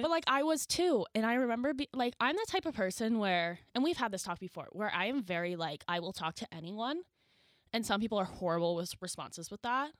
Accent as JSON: {"language": "English", "region": "New Brunswick", "country": "Canada", "tie": "born or raised there", "said": "I am from Lowell, New Brunswick"}